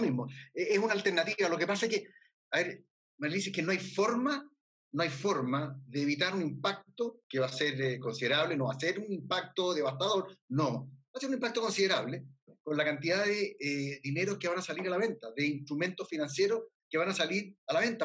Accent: Chile

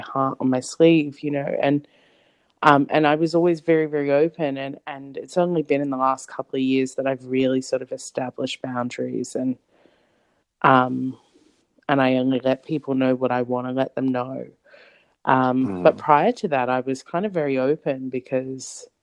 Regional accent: Sydney, New South Wales, Australia; I grew up in a suburb called Canley Vale, which is in southwest Sydney, Australia

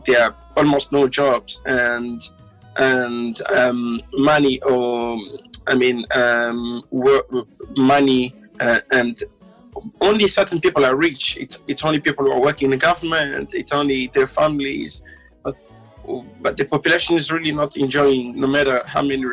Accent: Kinshasa, DR Congo; moved away; also born or lived in Bujumbura, Burundi; In the Congo, I'm from, I was born in Bujumbura, but I grew up in Kinshasa

